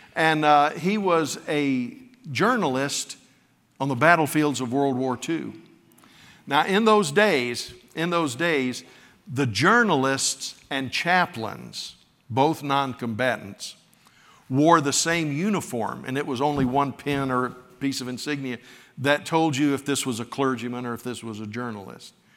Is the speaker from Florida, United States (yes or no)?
yes; West Florida, United States; I wasn't raised in New York, I was raised in West Florida